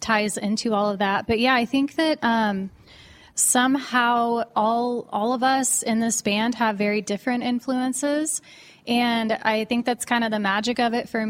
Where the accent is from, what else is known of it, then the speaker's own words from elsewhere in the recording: Plainfield, Indiana, United States; not a lot of distractions in Plainfield, Indiana